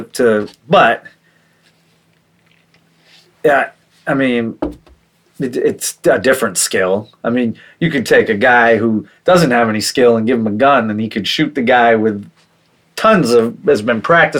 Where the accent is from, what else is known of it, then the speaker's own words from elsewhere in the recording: New Hampshire, United States; I grew up in New Hampshire where people hunt and we shoot guns and stuff.